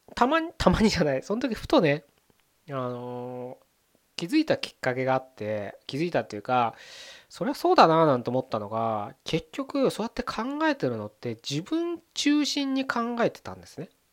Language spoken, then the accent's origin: Japanese; Japan; 僕らこのね日本に生まれて生きてます